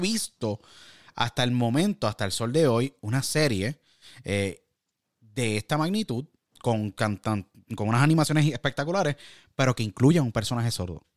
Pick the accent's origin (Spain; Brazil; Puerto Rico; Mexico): Puerto Rico; moved away; also born or lived in Orlando / California / Michigan; los retos como latinos y puertorriqueños y, y hermanos